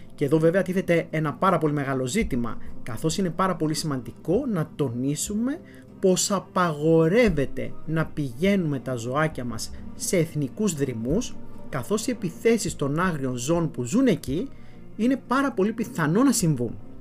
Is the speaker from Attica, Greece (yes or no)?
no; Florina, Western Macedonia, Greece; moved away; στην ιδιαίτερη πατρίδα μου, στην Φλόρινα